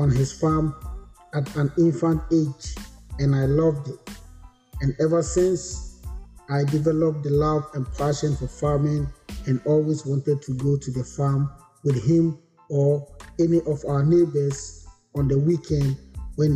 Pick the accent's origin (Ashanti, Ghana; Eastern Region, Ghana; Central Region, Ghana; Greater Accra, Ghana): Eastern Region, Ghana; Koforidua; moved away as an adult; now in United States; My maternal family settled at Kofodia in the Eastern region, and that is where I was born and lived.